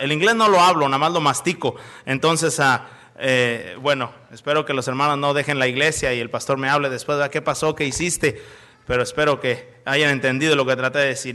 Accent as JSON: {"language": "Spanish", "town": "Monterrey", "region": "Nuevo León", "country": "Mexico", "also_born_or_lived": "Chicago, United States", "moved": "yes", "lives_now": "Celaya, Mexico", "said": "Soy de Monterrey, en México."}